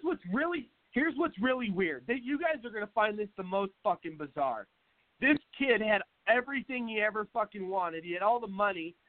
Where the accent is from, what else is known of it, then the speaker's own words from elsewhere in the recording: Seattle, Washington, United States; now in Arizona, United States; I'm from Seattle